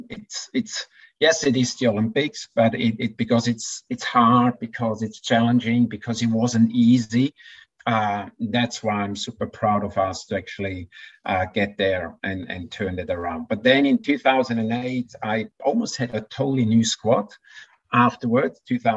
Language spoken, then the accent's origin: English; Switzerland; moved away as an adult; now in Queensland, Australia; I could have gone as a Swiss coach with my athletes